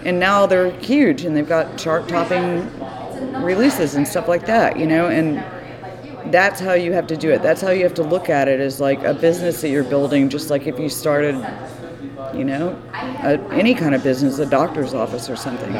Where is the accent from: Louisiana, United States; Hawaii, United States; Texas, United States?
Texas, United States; Austin; I grew up in Austin, um, surrounded by music